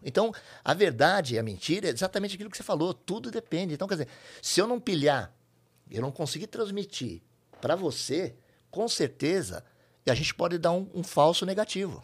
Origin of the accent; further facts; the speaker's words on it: São Paulo, Brazil; Eu sou de São Paulo, capital